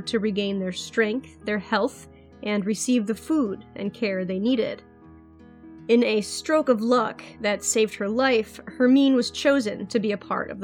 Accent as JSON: {"language": "English", "country": "United States", "accent": "American", "said": "my American accent"}